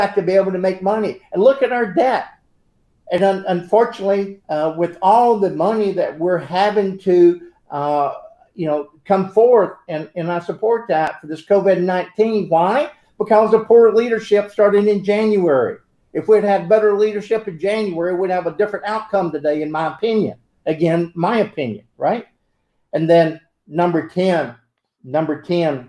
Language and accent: English; United States; I'm an American